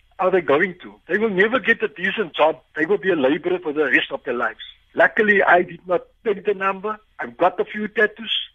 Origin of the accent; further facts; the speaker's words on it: Cape Town, Western Cape, South Africa; I grew up in Cape Town, in Athlone.